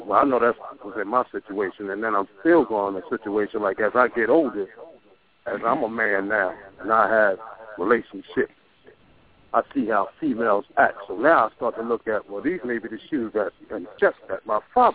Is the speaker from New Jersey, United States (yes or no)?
yes; Trenton, New Jersey, United States; I'm actually from Trenton, New Jersey.